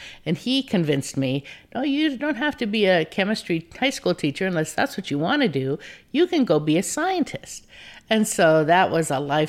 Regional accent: Deadwood, South Dakota, United States; now in Santa Cruz, United States; I'm from Deadwood, South Dakota. Some people may know the HBO series, but it's an actual place.

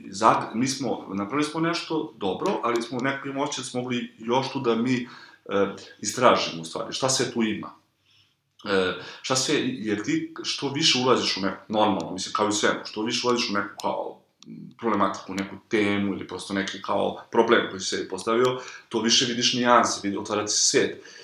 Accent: Kragujevac, Šumadija, Serbia; moved away; also born or lived in Belgrade; ja sam imao podršku roditelja, oni su mi plaćali stan u Beogradu, ja sam bio izmešten iz Kragovica

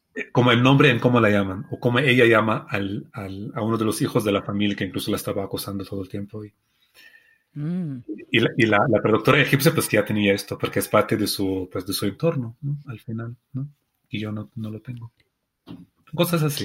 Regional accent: Palestine; Spanish is a second language; Yo no vengo del Cairo, yo vengo de Palestina, que es un país pequeño

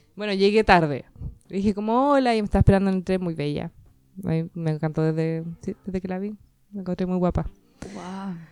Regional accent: Chile; soy chilena

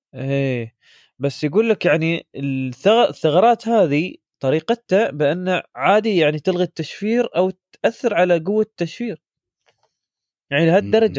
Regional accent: United Arab Emirates; عندنا في الإمارات

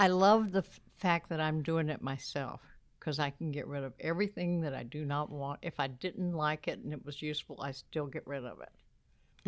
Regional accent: Uvalde, Texas, United States; born or raised there; also born or lived in San Antonio, Texas

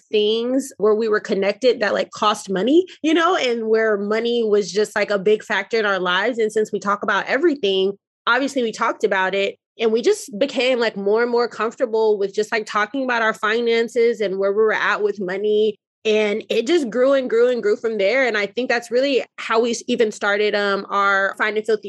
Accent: Denver, Colorado, United States; now in Dallas, United States; I currently reside in Dallas, Texas, originally from Denver, Colorado

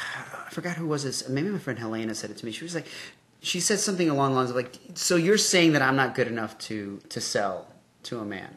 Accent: Mexico; I hope it's your real name. I am from Mexico.

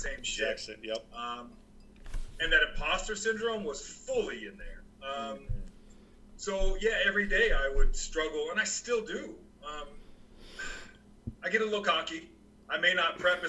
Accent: Montana, United States; moved away; from my hometown in Montana days

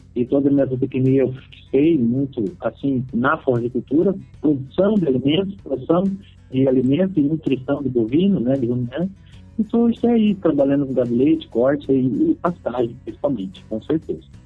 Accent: Botucatu, São Paulo, Brazil; Foi um pequeno sítio na cidade de Botucatu, onde eu nasci.

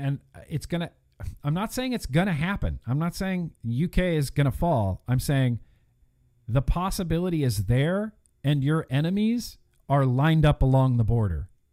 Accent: United States; being an American

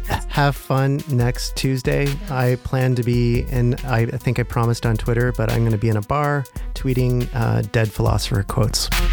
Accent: Ontario, Canada; I come from Ontario where liberalism is kind of in the D N

